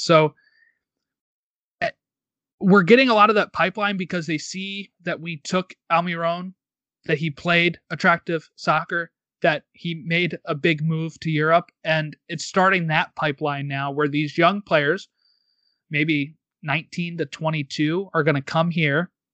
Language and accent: English; United States; because we're American